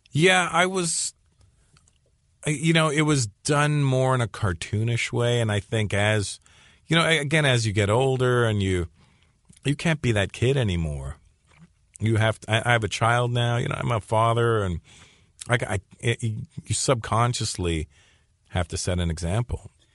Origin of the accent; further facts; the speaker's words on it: Canada; growing up in Canada as a minority, and specifically being an Indian kid